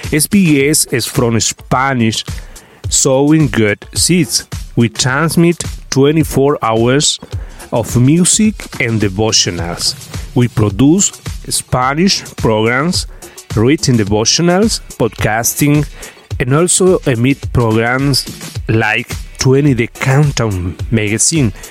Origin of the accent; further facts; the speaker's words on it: Paraguay; moved away as an adult; now in Manitoba, Canada; I am from Paraguay and we moved to Manitoba, Canada four years ago.